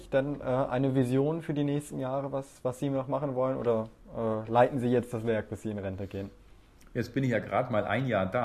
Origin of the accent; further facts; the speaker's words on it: Bavaria, Germany; ich komme aus Bayern